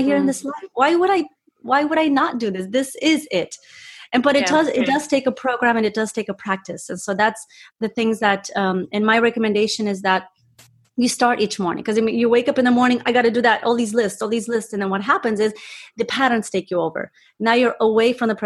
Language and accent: English; Romania; moved away; I was born in Romania, and my parents, my dad was a surgeon